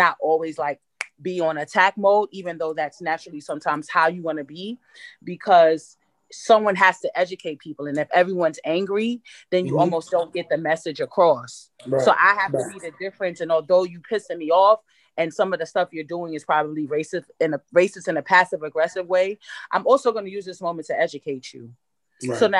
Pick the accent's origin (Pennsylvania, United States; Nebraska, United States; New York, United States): New York, United States; My swag is way different. I'm from New York.